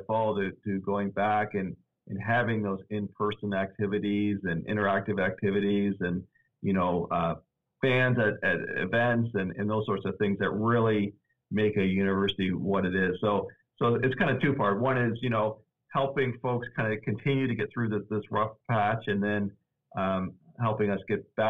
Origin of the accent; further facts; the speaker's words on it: Nova Scotia, Canada; also born or lived in Cincinnati, Ohio; now in Augusta, United States; I'm originally from Canada, actually. So this is a really nice winter compared to what I experienced growing up in Nova Scotia, Canada.